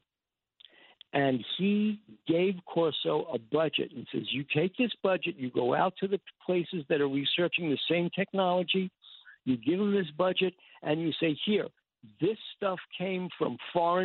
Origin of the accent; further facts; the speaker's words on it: New York City, New York, United States; I'm from Forest Hills